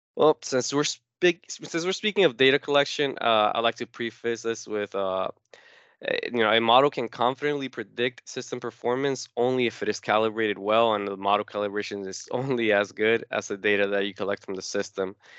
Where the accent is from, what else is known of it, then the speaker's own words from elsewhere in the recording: Newark, New Jersey, United States; also born or lived in Uruguay; I was born in South America in a small country called Uruguay, but I have lived in Newark, New Jersey ever since I was five years old, so I grew up here